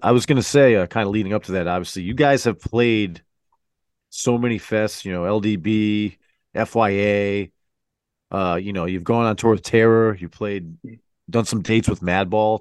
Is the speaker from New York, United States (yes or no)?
no; Connecticut, United States; we're from Connecticut, so we kinda gotta give big ups to, to our local, uh, you know, our local scene